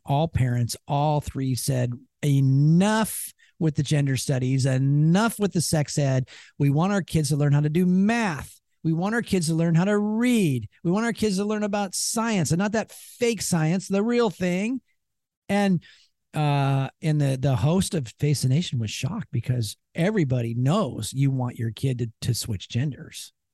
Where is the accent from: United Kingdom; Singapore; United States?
United States; Seattle, Washington; we're from Seattle